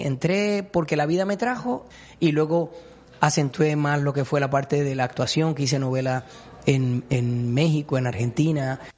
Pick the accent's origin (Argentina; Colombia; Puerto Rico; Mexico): Puerto Rico; a todos los puertorriqueños que nos gusta la música